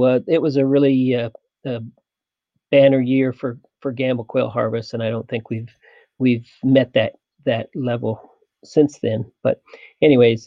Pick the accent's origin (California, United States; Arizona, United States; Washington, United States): Arizona, United States; Tucson; I grew up in Tucson.